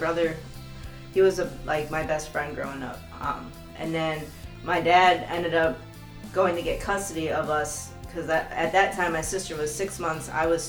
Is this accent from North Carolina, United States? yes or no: yes; Durham, North Carolina, United States; born there; also born or lived in Maine; So I lived in North Carolina. I was born in Durham, North Carolina at Duke University Hospital.